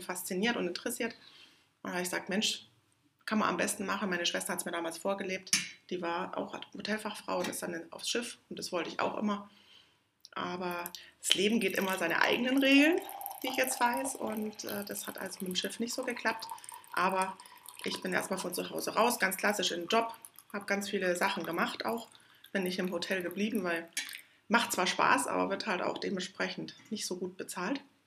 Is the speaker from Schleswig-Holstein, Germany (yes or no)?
no; near Munich, Bavaria, Germany; Ich bin in der Nähe von München aufgewachsen